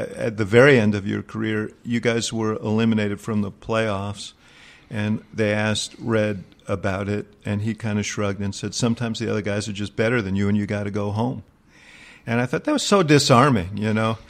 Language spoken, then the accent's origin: English; New York, United States; I grew up in New York. At that time, I was a teenager